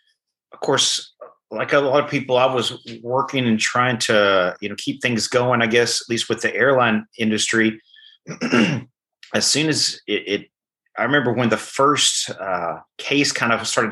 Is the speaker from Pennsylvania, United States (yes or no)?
no; Arkansas, United States; moved away; I didn't grow up around this area. I grew up in Arkansas, and I grew up on a farm